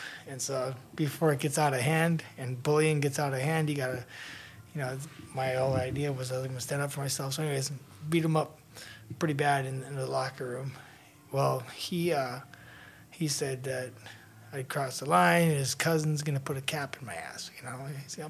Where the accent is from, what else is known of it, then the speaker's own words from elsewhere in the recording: United States; born there; I was born here in the States.